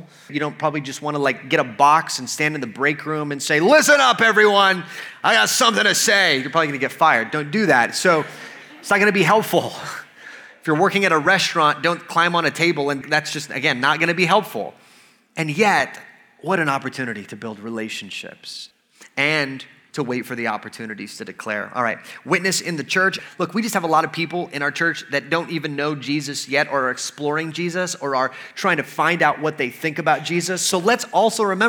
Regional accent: United States; I'm an American

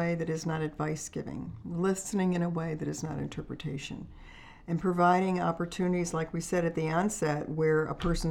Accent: Finger Lakes, New York, United States; moved away as an adult; now in Kentucky, United States; we're originally from the Finger Lakes in New York State, and I was raised there on a lake, on Cayuga Lake.

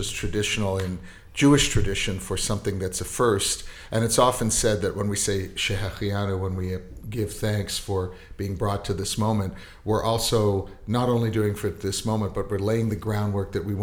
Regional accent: Winnipeg, Manitoba, Canada; I was born in Winnipeg

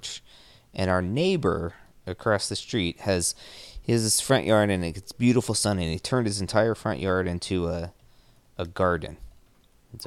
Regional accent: Indiana, United States; we grew up in Indiana

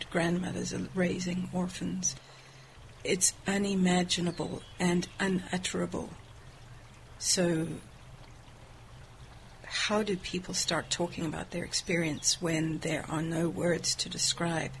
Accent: South Africa; moved away as an adult; I'm from South Africa

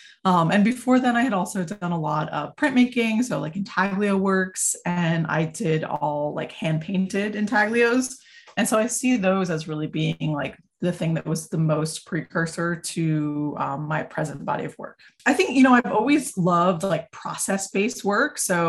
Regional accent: New England, United States; also born or lived in Vermont; now in Hudson Valley, United States; I'm a visual artist. I work in many different mediums. I was born in Vermont and grew up kind of all over New England.

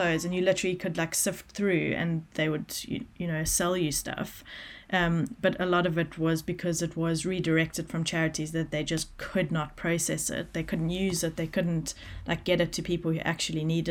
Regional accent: South Africa; I grew up in South Africa

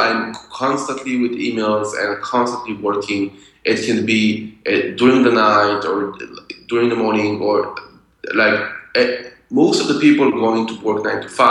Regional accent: Israel; I grew up in Israel, so after school, you go to the army

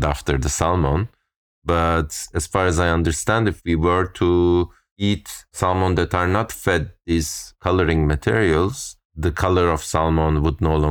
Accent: Turkey; growing up in Turkey, you end up like primary school is like years of memorizing this

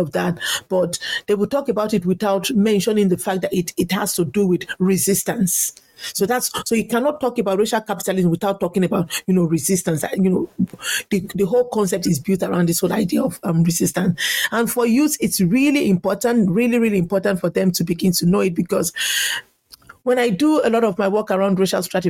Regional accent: Nigeria; now in Ireland; I grew up in Nigeria

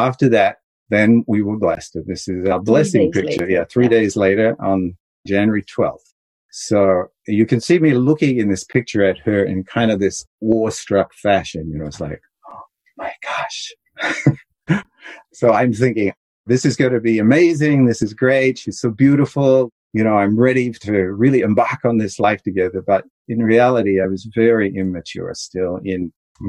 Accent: Australia; I grew up in a very rural environment in Australia

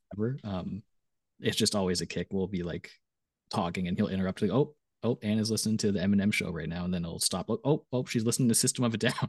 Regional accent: Canada; I was from Canada

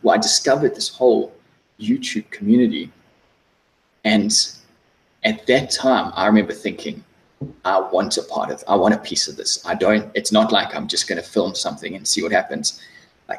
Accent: South Africa; moved away as an adult; also born or lived in London; now in Australia; I'm originally from South Africa. I lived in South Africa until I was about 24.

